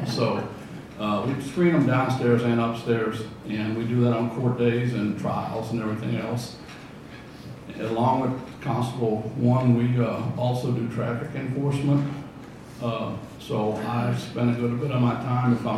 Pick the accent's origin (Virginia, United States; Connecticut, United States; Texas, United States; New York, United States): Texas, United States; Fayette County; I'm born and raised in Fayette County